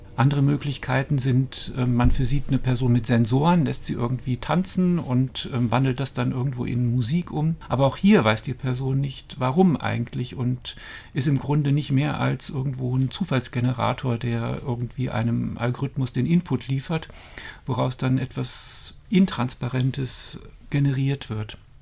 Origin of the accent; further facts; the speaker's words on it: Dormagen, North Rhine-Westphalia, Germany; moved away as an adult; also born or lived in Cologne / Stuttgart; now in Brandenburg, Germany; Also ich bin in Köln geboren, bin in Dormagen aufgewachsen